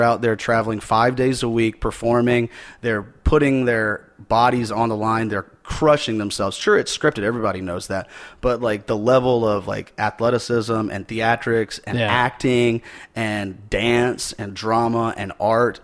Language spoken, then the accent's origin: English; Simpsonville, South Carolina, United States; I grew up in Simpsonville, South Carolina, which is like a kind of a suburb of Greenville, South Carolina.